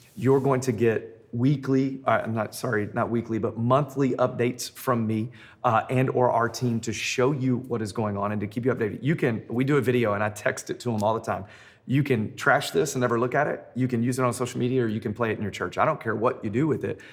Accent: Memphis, Tennessee, United States; now in Denver, United States; I'm in Denver, Colorado. Uh, I'm originally from Memphis.

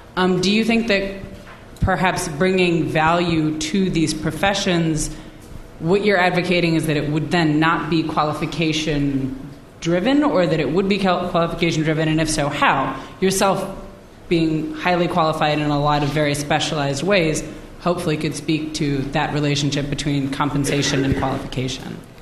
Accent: United States; I'm American

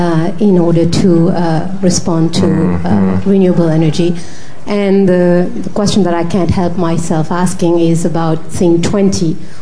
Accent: Mauritius; I'm from Mauritius.

